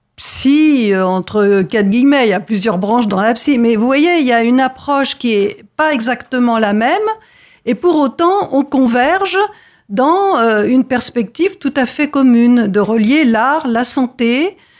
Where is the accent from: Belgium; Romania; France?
France; chez nous, en France